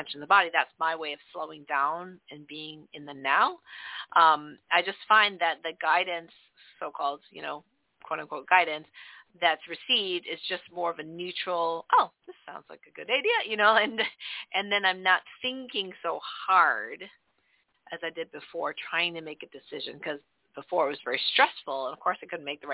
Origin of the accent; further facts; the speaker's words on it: Canada; also born or lived in northern New York; now in New York, United States; we grew up in Canada